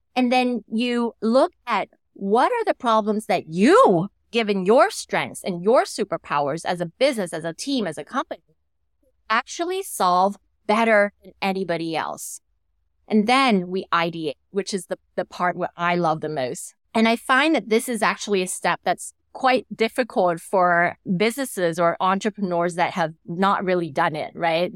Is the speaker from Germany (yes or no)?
no; Thailand; I came back to, uh, to my home country, w, which at the moment is Thailand